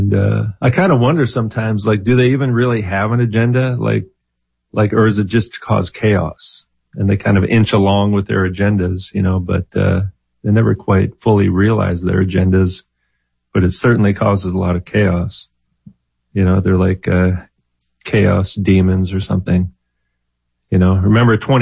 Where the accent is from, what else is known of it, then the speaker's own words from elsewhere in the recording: Minnesota, United States; When I was growing up in Minnesota